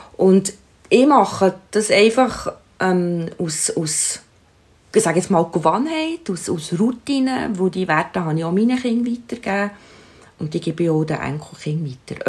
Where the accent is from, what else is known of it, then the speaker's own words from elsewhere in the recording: Switzerland; bei uns in der Schweiz